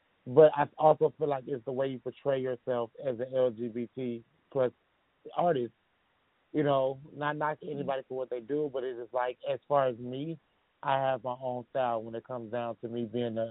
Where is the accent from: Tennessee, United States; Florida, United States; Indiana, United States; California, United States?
Indiana, United States; now in Georgia, United States; I'm from Indiana, but I moved to Georgia like in 2019